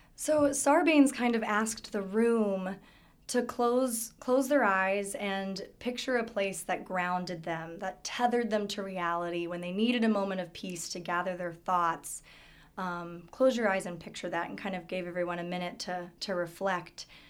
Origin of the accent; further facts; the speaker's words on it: Virginia Beach, Virginia, United States; growing up in Virginia Beach, um, I was definitely a beach bum